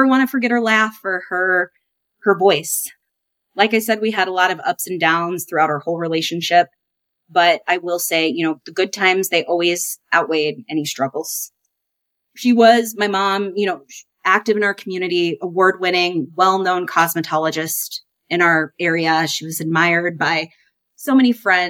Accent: Davenport, Iowa, United States; I was born and raised in Davenport, Iowa. I now reside close to my hometown still with my family.

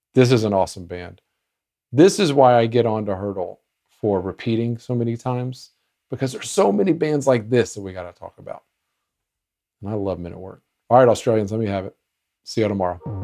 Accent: United States

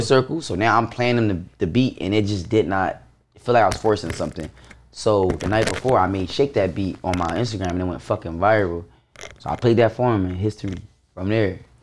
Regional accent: Baltimore, Maryland, United States; I'm from Baltimore.

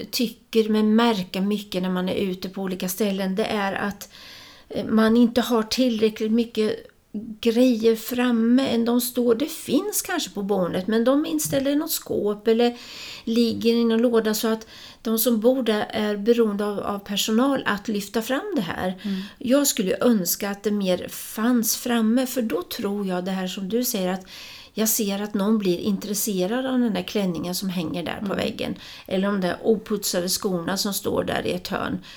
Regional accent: Östergötland, Sweden; moved away; jag flyttade från Östergötland, men vi var inne och åt lunch här då och hörde den här östgötska dialekten och helt plötsligt så är det ju som jag befinner mig i en annan tid och jag hörde, det var som jag hörde mina syskon omkring mig

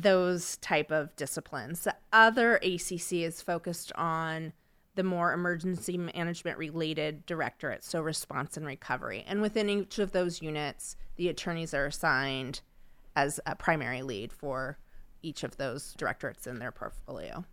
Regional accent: Sacramento, California, United States; was born and raised in Sacramento

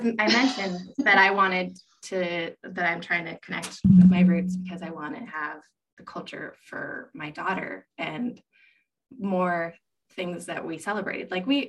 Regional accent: United States; I am third generation born in America. My parents are from Texas. My grandparents and my dad's side are from Texas. My mom's parents are from Mexico.

